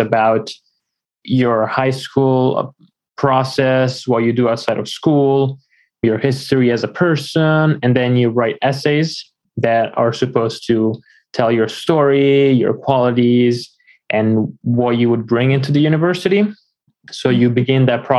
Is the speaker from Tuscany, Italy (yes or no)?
yes; Florence, Tuscany, Italy; moved away as an adult; also born or lived in Washington, D.C.; now in United States; I am from Italy originally. I was born in Florence. A few years ago, I moved to the United States